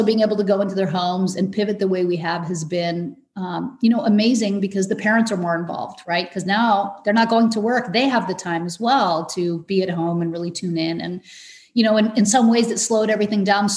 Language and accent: English; Iran; moved away; we're immigrants. I was born in Iran